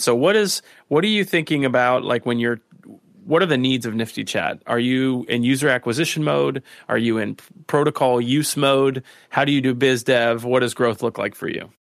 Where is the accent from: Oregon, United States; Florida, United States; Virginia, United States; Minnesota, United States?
Florida, United States; South; moved away; also born or lived in New York City; I grew up in South Florida, and then when I moved to New York City